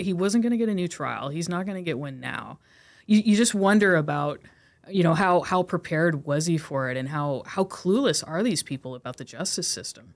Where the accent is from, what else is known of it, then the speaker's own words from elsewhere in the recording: Corvallis, Oregon, United States; I grew up in Corvallis, Oregon